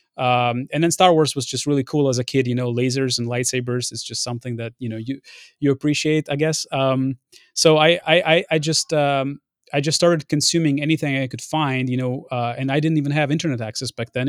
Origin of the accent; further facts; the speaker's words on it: Ukraine; moved away; also born or lived in Lviv, Ukraine; I was born in Lviv, but we were living in, um, in, in a city next to Belarus back in the day